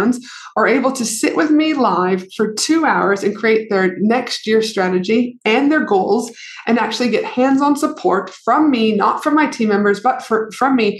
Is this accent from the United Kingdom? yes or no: no; Canada; I'm from Canada